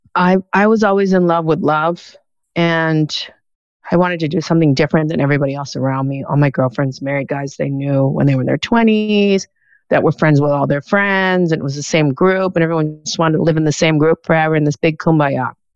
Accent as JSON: {"language": "English", "town": "Key Biscayne", "region": "Florida", "country": "United States", "tie": "born or raised there", "said": "I was growing up in Key Biscayne"}